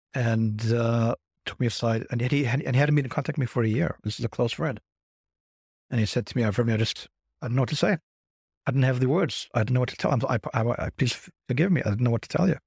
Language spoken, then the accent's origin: English; South Africa; now in Crown Heights, United States; I'm British, no, I'm South African.